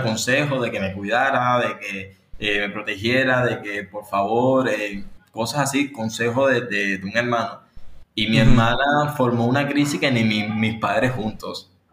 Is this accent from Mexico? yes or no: no; Havana, Cuba; vivo aquí en La Habana, nací aquí en La Habana, en Cuba